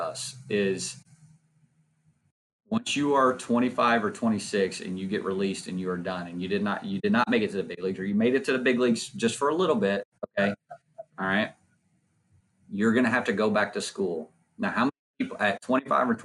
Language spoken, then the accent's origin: English; Nacogdoches, Texas, United States; me growing up in Nacogdoches, Texas